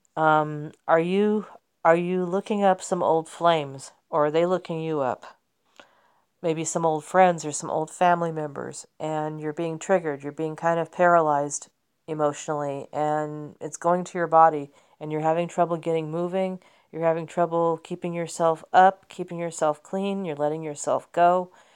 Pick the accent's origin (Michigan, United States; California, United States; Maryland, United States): California, United States; Southern; also born or lived in Kansas City / upstate New York; I was born in Kansas City, and I grew up here in, in Southern California